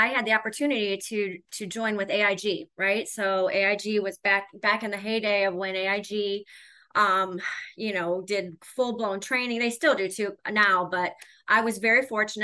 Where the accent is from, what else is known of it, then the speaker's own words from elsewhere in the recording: Cleveland, Ohio, United States; So I'm born and raised in Cleveland. I still live here.